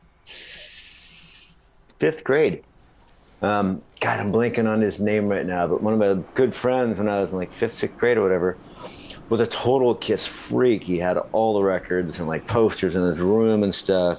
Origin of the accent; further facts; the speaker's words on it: Minnesota, United States; also born or lived in Florida; we moved from Florida to Minnesota